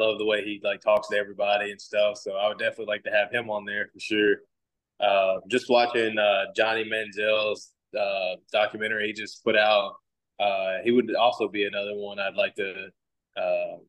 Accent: Bossier City, Louisiana, United States; moved away as an adult; I'm from Bossier City, Louisiana

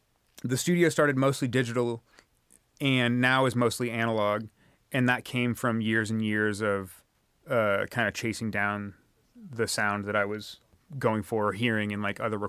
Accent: California, United States; And I'm from the San Francisco Peninsula, which is like pretty much right between San Francisco and San Jose on the west side of the San Francisco Bay.

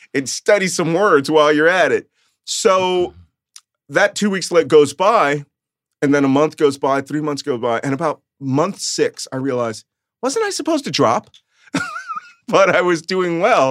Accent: Philadelphia, Pennsylvania, United States; first language Yiddish; English is a second language; I grew up in Philadelphia, a Catholic kid in an Orthodox Jewish neighborhood.

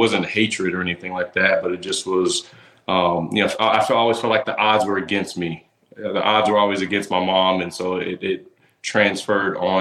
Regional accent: Tampa, Florida, United States; right here in my hometown of Tampa

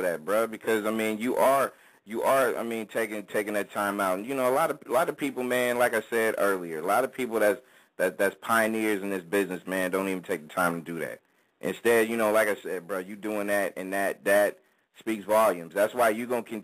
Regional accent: the West, United States; I'm from the West

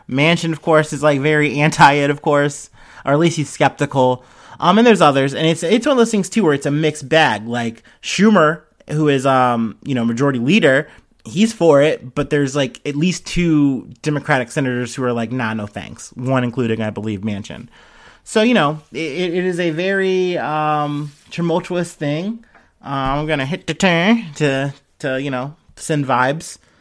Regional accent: Cincinnati, Ohio, United States; I'm from Cincinnati.

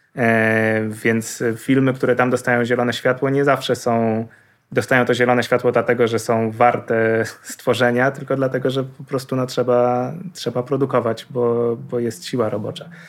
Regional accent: Poland; jesteśmy z Polski

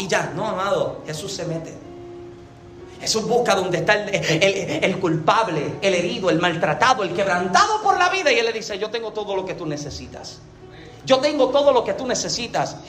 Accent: Yauco, Puerto Rico; yo nací en Yauco, Puerto Rico

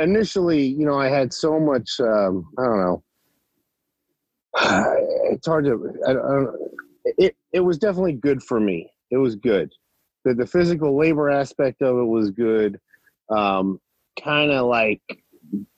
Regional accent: Cherry Hill, New Jersey, United States; also born or lived in Winston-Salem, North Carolina; I grew up in Cherry Hill, New Jersey

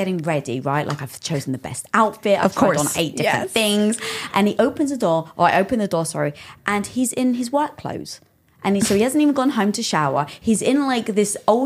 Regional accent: England, United Kingdom; now in Los Angeles, United States; I was being from England.

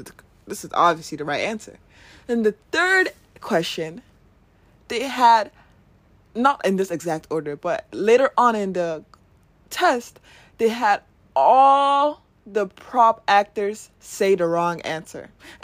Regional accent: Nigeria; That going to Nigeria has showed me, living in a Nigerian, being a Nigerian, has shown me that we do need people.

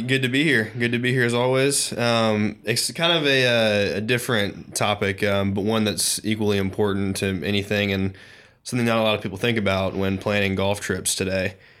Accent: the South, United States; being a Southerner

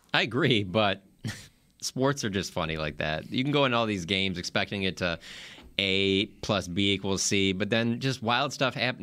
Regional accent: Detroit, Michigan, United States; moved away; growing up in Detroit

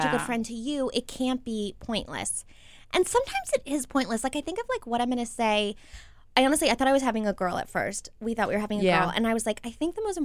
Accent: Maryland, United States; We're all from Maryland

